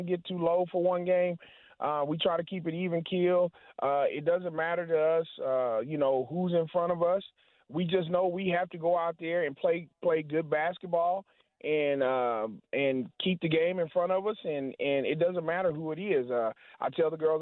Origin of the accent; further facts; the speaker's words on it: Hope, Arkansas, United States; now in Wichita, United States; I'm originally from Arkansas. Went to high school at a little bitty town in Hope, Arkansas. I just grew up